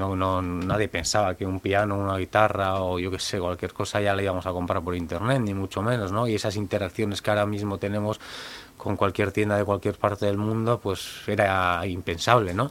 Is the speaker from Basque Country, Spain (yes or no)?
yes; Elorrio, Basque Country, Spain; yo soy un chico del Orrio, de un pueblo de Vizcaya, frontera con, con Guipúzcoa. Nuestra familia es de allí